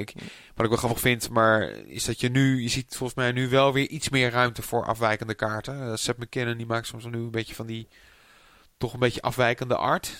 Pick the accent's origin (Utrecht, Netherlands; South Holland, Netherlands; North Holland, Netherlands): North Holland, Netherlands; Amsterdam; also born or lived in Purmerend; ik ben eigenlijk eh, opgegroeid in, in, geboren in Amsterdam. Maar ik heb nog een tijdje in Purmerend gewoond.